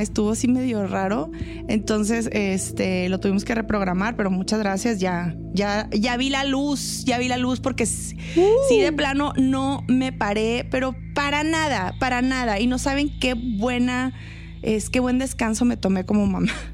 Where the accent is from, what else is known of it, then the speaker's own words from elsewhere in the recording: northern Mexico, Mexico; Somos entes norteños